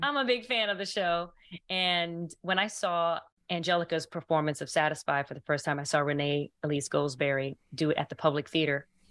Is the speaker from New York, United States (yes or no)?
yes; New York, United States; I'm originally from New York.